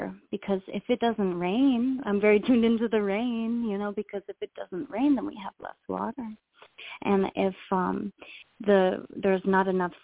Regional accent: Ontario, Canada; moved away as an adult; now in Hawaii, United States; I was born in Ontario, Canada.

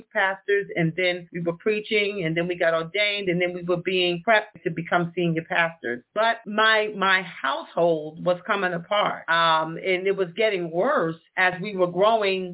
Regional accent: New York City, New York, United States; also born or lived in Westchester County, New York / Freeport, Long Island; I was born and raised in the Bronx

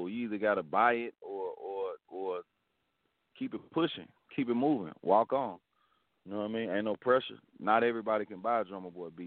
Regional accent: Memphis, Tennessee, United States; now in Atlanta, United States; Coming up, coming up out of Memphis

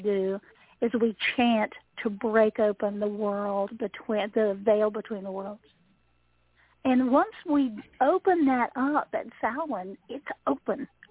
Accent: Appalachia, United States; the resident Appalachian person.

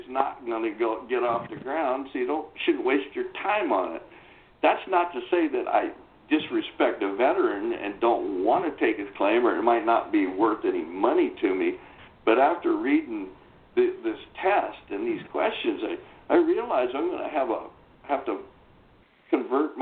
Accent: the South, United States; I was born and raised in the South

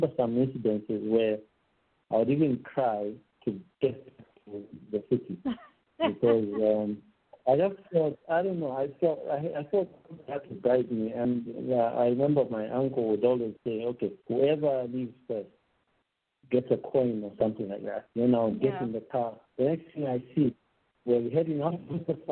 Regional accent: Zambia; also born or lived in Lusaka, Zambia / Peoria, Illinois, United States; I was born in Mutinta, Zambia.

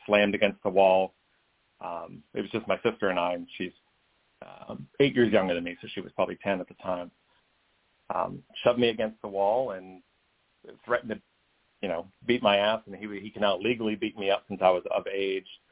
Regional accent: the South, United States; I'm growing up in the South uh, in conservative areas.

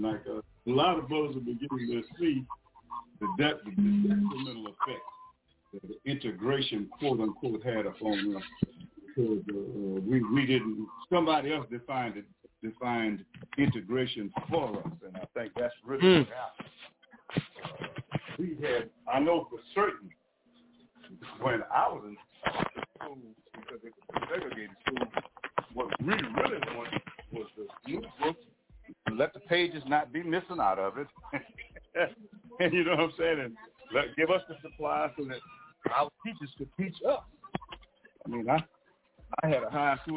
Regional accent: Louisiana, United States; I was born in Louisiana, if you got hurt, you had to travel almost 100 miles to the nearest hospital

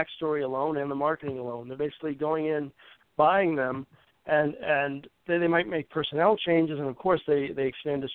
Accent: Charlotte, North Carolina, United States; now in Cambridge, United States; I grew up in Charlotte

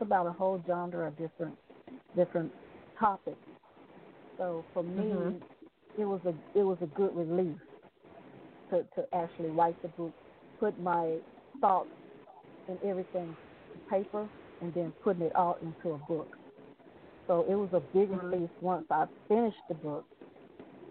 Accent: Waco, Texas, United States; I'm from Waco, Texas

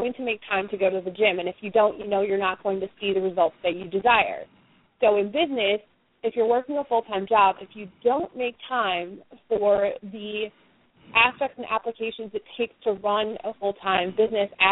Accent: Iowa, United States; I'm from Iowa, which a lot of people confuse with Idaho, but it's the middle of the Midwest

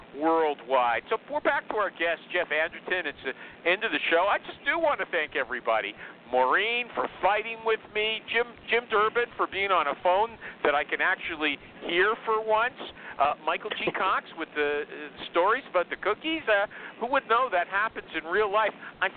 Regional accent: Canada; I'm Canadian

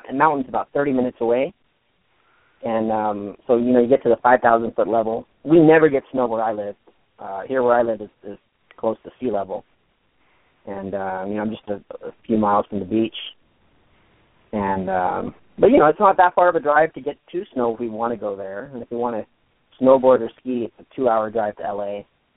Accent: San Diego, California, United States; here in my hometown in San Diego, California

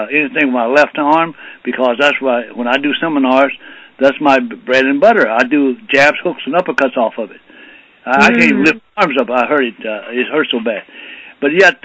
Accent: Arkansas, United States; now in California, United States; I grew up in Arkansas

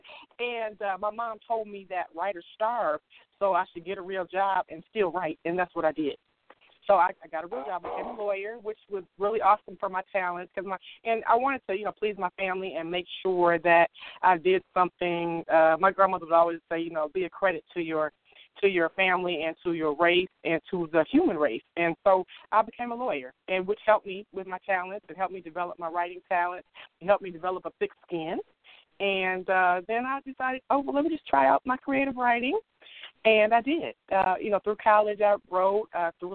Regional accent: Detroit, Michigan, United States; I hail from Detroit, Michigan. Go Detroit. And I grew up in a wonderful home

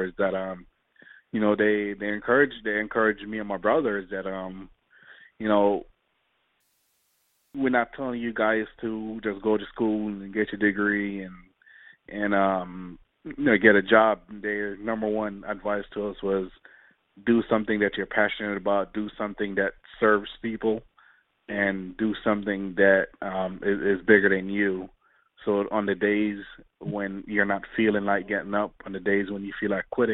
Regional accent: Jamaica; now in United States; growing up in Jamaica, it's pretty rough

